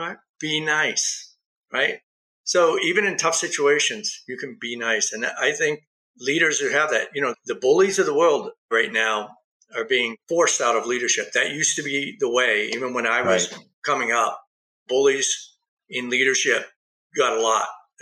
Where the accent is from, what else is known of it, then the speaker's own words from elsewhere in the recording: East Coast, United States; also born or lived in Huntington Beach; now in Nevada, United States; I come from the East Coast, so that's more buttoned up. I spent 5 years in Southern California in Huntington Beach.